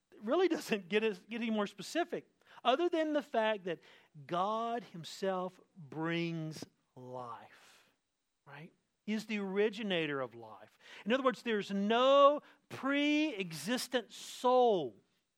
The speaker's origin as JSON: {"language": "English", "region": "the South", "country": "United States", "said": "I come from the South."}